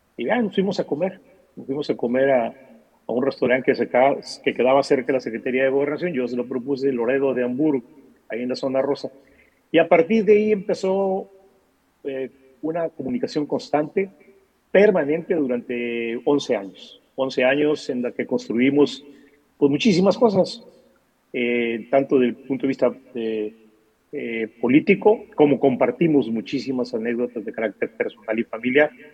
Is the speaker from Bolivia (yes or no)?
no; Atil, Sonora, Mexico; also born or lived in Mexico City; yo soy de Atil, y es una región este, pues eh, realmente cercana, aquí del norte del norte, de Sonora